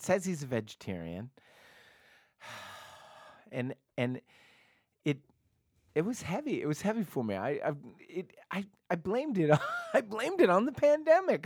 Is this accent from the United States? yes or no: yes; Portland, Oregon, United States; I grew up in Portland, Oregon